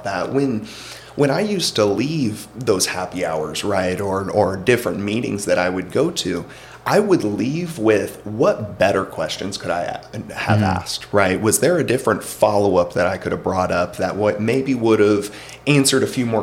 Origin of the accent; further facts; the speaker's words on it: Alabama, United States; moved away as an adult; now in Arizona, United States; growing up in Alabama